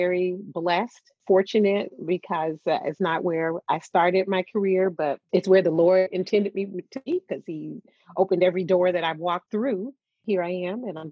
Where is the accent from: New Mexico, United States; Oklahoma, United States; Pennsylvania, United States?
Oklahoma, United States; moved away; also born or lived in Wisconsin; I'm originally from Oklahoma